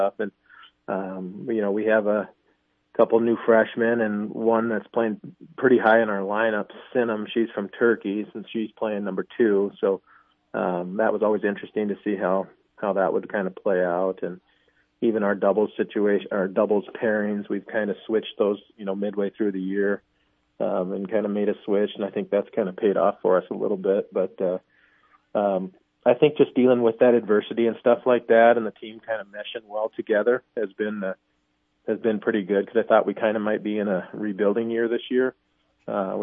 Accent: Billings, Montana, United States; moved away as an adult; now in Sioux Falls, United States; I grew up in Montana and in Billings area and went to school there

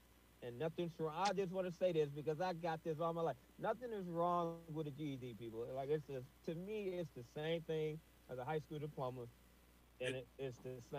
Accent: Flint, Michigan, United States; born there; See, I was born in Flint, but I wasn't raised in Flint. But that's how I came back to Flint.

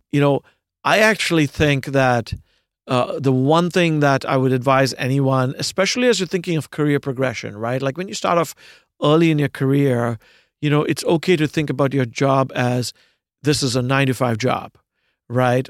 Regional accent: Pune, Maharashtra, India; moved away as an adult; also born or lived in United States; now in New York City, United States; I was born in India, uh, in a, uh, in a city called, of a few million people called Pune

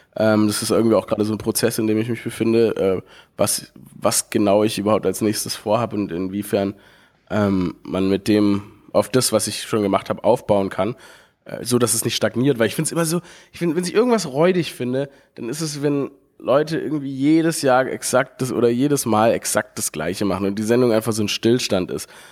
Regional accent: Stuttgart, Baden-Württemberg, Germany; Ich, ich bin geboren in Stuttgart

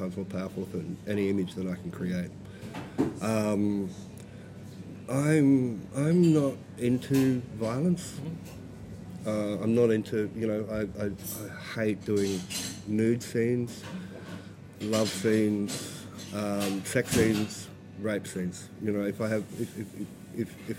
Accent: Alice Springs, Northern Territory, Australia; moved away; I'm from Alice Springs, born and bred.

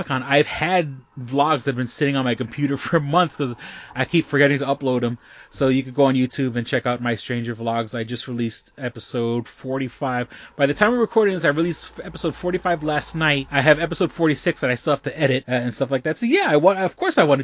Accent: New York City, New York, United States; moved away as an adult; now in Rochester, United States; New York City is my hometown, that's where I was born and raised

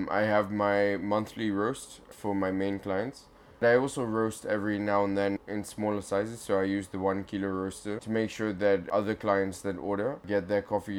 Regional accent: Kenya; also born or lived in Rwanda; now in Amsterdam, Netherlands; I grew up in Kenya, in East Africa. I worked with farmers in 2015 in Rwanda, and I lived with a guy called John Paul.

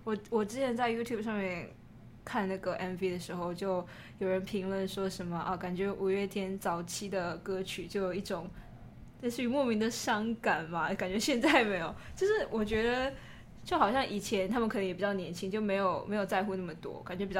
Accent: Taiwan; 身为一个台湾人，整天就就想着吃的嘛

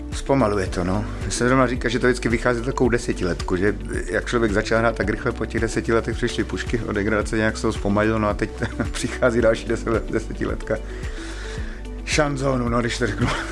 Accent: Ostrava, Moravian-Silesian Region, Czechia; jsem z Ostravy. Proskovic, to je taková výzka, výzka na periferii, no, Ostravy.

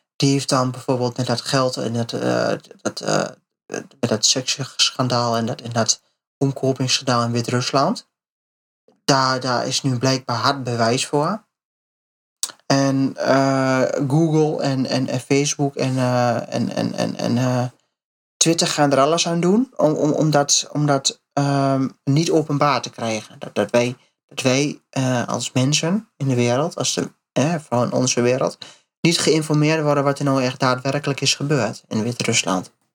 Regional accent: Netherlands; als Nederland, als Nederlander, als westerse mensen

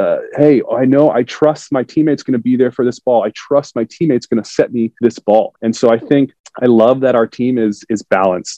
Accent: South Florida, United States; moved away as an adult; I grew up in South Florida

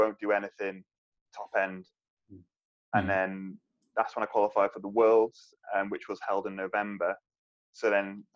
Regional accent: Isle of Man

